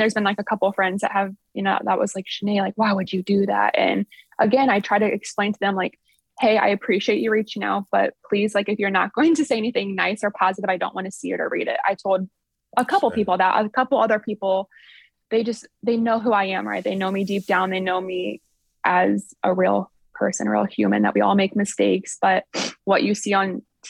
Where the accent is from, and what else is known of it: Sycamore, Ohio, United States; born or raised there; also born or lived in Upper Sandusky, Ohio